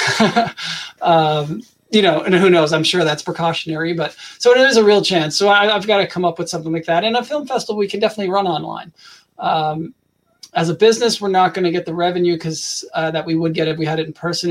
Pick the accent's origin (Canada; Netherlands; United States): Canada; I'm from Canada